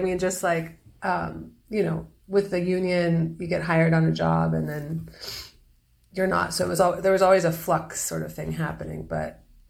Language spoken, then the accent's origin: English; Los Angeles, California, United States; moved away as an adult; also born or lived in Lake Tahoe, California / New York; now in Santa Fe, United States; I was born in Los Angeles. That's where you were born. Yeah, and I lived there until I was 13, 14. And then my mom moved up north by Lake Tahoe.